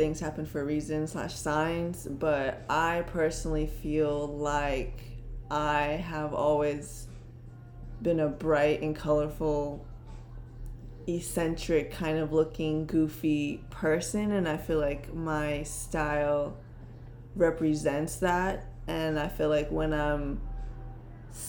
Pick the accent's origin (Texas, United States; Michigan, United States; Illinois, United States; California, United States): California, United States; San Diego; moved away as an adult; now in Long Beach, United States; I'm from San Diego. Moved out here last summer. Now I'm living in Long Beach